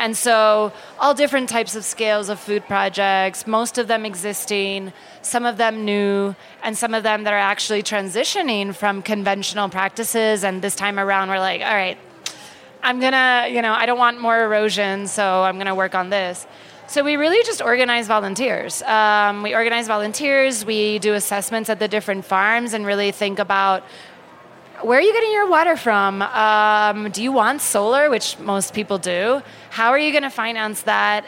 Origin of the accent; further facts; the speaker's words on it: Puerto Rico; We're actually a series of islands. Puerto Rico has uh, about four different islands